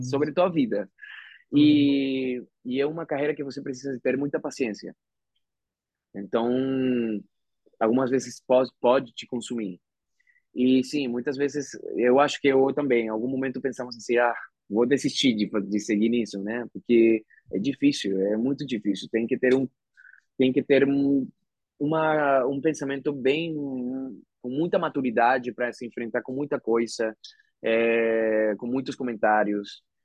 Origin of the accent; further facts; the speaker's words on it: Venezuela; Portuguese is a second language; moved away as an adult; also born or lived in Argentina; now in Brazil; eu sendo o primeiro ator venezuelano na Disney